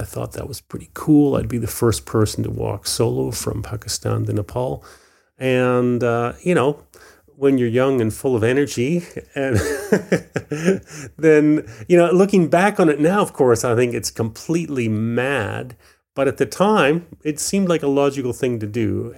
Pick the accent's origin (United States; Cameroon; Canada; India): Canada; Vancouver Island, British Columbia; also born or lived in Belfast, Northern Ireland; I was very fortunate to grow up on Vancouver Island